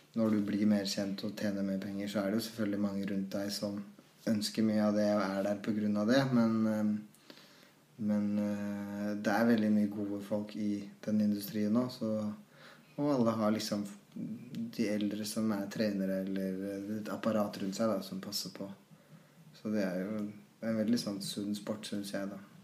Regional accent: Trysil, Innlandet, Norway; da vi vokste opp i Trussel

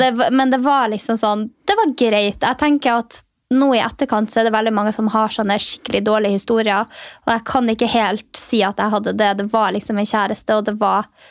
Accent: Finnmark, Norway; moved away; also born or lived in Alta; der jeg kommer ifra

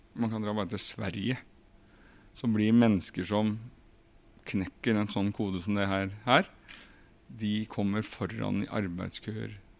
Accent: Krokstad, Norway; i Krokstad, der jeg kommer fra

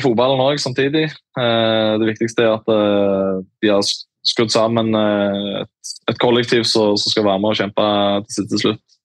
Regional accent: Sandnes, Rogaland, Norway; Jeg er jo fra, fra Sandnes

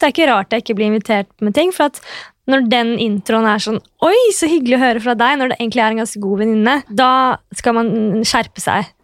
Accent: Oslo, Norway; accent: kebabnorsk; Nå er jeg født og oppvokst på Oslo S, da, jeg, og jeg bor der i tillegg.

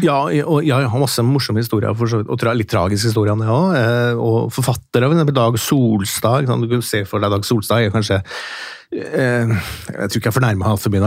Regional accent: Steinkjer, Trøndelag, Norway; accent: Trøndersk; moved away; mens jeg kommer fra Midt-Norge, da, derav min trønderske eh, melodi. Eh, og En liten by som heter Steinkjer, og der eh, vokste opp

